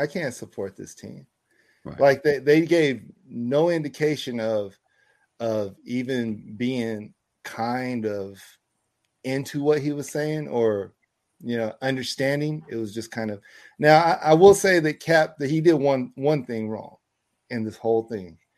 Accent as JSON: {"language": "English", "region": "California", "country": "United States", "said": "I'm a Californian"}